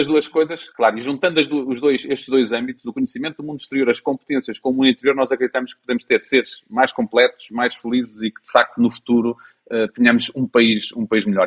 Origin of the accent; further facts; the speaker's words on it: Portugal; cada um de nós, enquanto portugueses